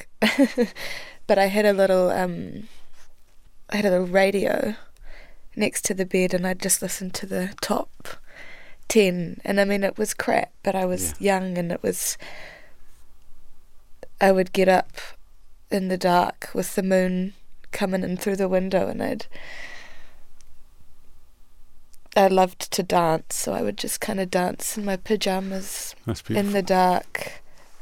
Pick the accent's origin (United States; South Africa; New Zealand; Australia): New Zealand; Dunedin, Otago; also born or lived in Geraldine, New Zealand / Christchurch, New Zealand / Europe; my mum and I were living in Dunedin. We were living there from about, I think, 5 till I was 11, and then my mother met my stepdad, and we moved out onto the farm in Geraldine